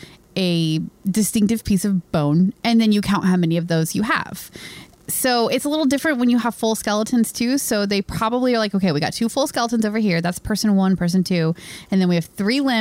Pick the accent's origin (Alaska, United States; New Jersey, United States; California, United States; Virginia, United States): Virginia, United States; near Williamsburg; moved away as an adult; I grew up not too far from there